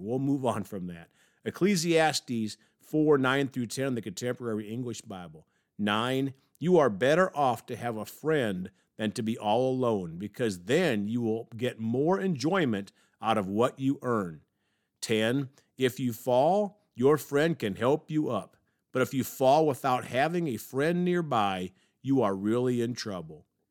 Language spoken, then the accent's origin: English; Evansville, Indiana, United States; The University of Evansville, my hometown.